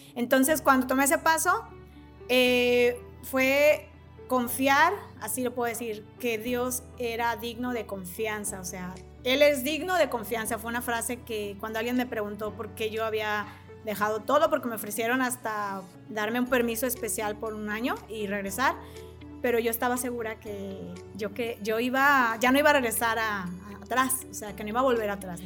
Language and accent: Spanish; Mexico; soy mexicana